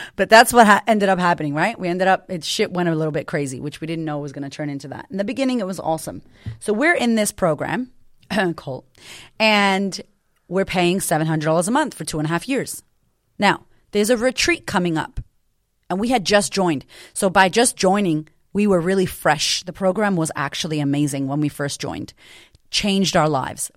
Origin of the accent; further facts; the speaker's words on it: Boston, Massachusetts, United States; I grew up in Boston to a single mother